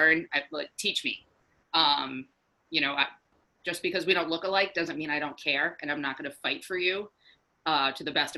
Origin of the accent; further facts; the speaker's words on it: Walpole, Massachusetts, United States; I grew up in Walpole, which is a suburb about a half an hour outside of Boston